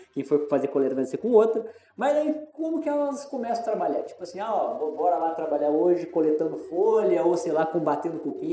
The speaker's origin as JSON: {"language": "Portuguese", "region": "interior of São Paulo", "country": "Brazil", "moved": "yes", "said": "Eu venho do interior de São Paulo também."}